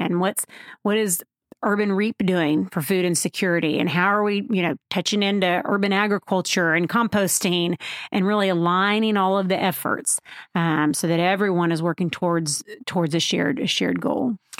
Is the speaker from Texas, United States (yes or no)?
yes; Waco, Texas, United States; I am from here in Waco, Texas, um, at least by, by most people's standards. My family moved here when I was in kindergarten